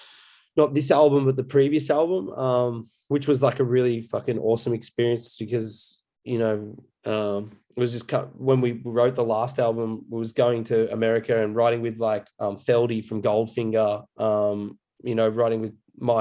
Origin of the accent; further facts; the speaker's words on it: Coffs Harbour, New South Wales, Australia; moved away; also born or lived in Brisbane; I grew up in Coffs Harbour, which is a coastal town between Brisbane and Sydney.